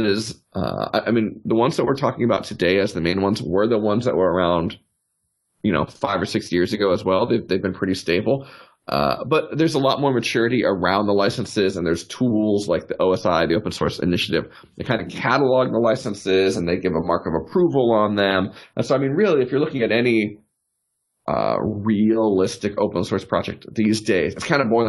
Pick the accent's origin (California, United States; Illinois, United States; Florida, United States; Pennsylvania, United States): Florida, United States; South; also born or lived in New York City; now in Austin, United States; I grew up in South Florida